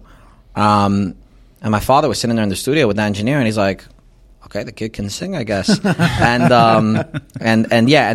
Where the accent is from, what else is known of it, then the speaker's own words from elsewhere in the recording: New York City, New York, United States; I grew up in Crown Heights.